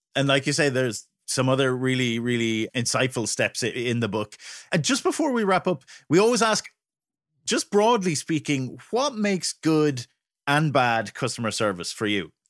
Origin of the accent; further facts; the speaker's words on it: Ireland; as an Irishman